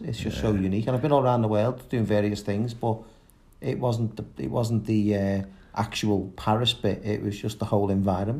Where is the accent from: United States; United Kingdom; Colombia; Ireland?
United Kingdom; Liverpool, North West England; Liverpool, sunny Liverpool by the sea.